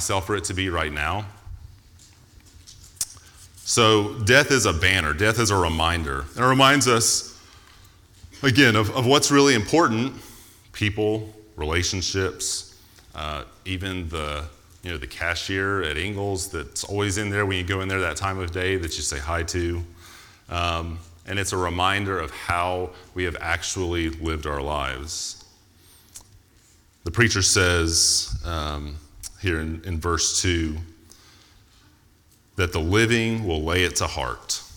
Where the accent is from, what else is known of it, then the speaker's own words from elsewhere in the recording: United States; because I'm American